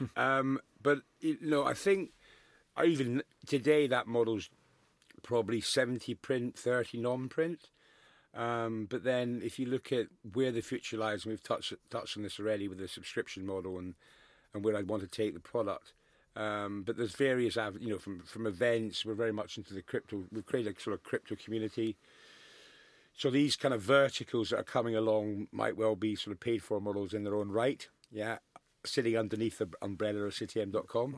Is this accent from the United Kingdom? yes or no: yes; Scotland, United Kingdom; I'm the most proud Scotsman in the world